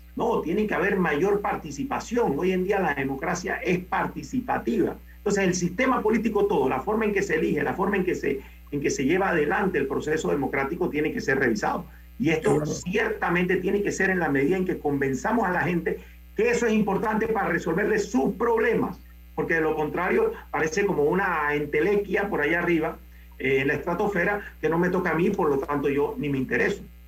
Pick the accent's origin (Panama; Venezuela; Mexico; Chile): Panama; como panameños